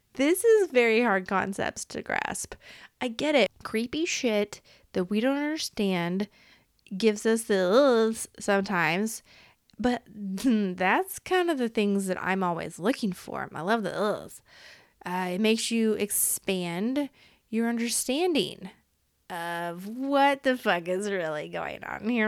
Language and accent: English; Iowa, United States; I was born in Iowa, okay? I popped out in Iowa in this reality